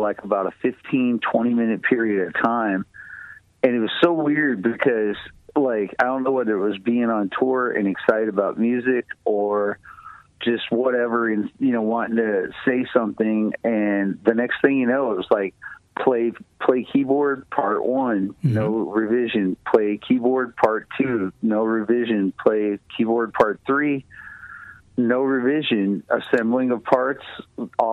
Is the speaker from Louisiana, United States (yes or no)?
no; Tennessee, United States; moved away as an adult; also born or lived in Nashville, Tennessee; when I grew up in Tennessee, I lived out on a farm